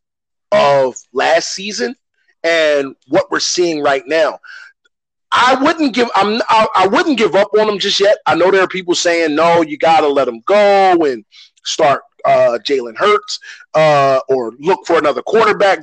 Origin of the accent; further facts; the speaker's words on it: Philadelphia, Pennsylvania, United States; I grew up in Philadelphia